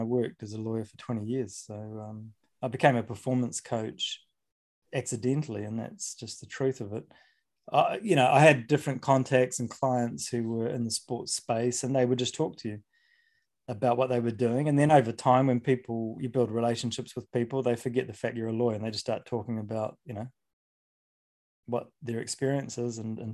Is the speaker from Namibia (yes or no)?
no; New Zealand; I grew up in New Zealand